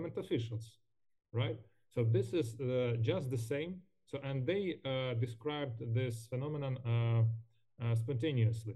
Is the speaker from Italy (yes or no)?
no; Ukraine; English is a second language; our country, by our people